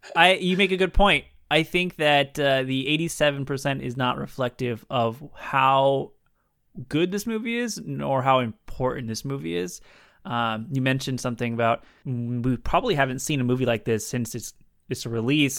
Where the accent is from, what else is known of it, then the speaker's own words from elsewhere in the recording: San Diego, California, United States; San Diego, my hometown